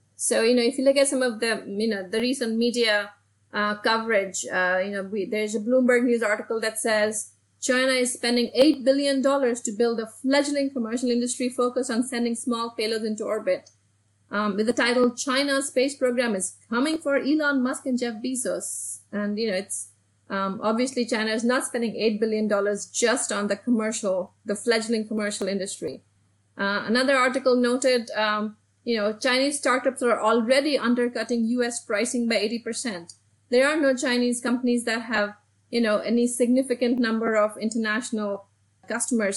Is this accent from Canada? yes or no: no; Delhi, India; moved away as an adult; now in United States; I actually grew up in Delhi, in India, and I came to the United States to study nuclear engineering